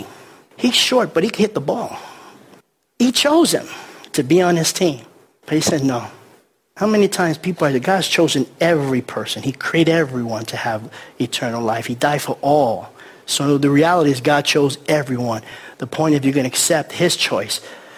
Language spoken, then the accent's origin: English; New York City, New York, United States; I grew up in the Bronx in New York City, and we used to play stickball on the streets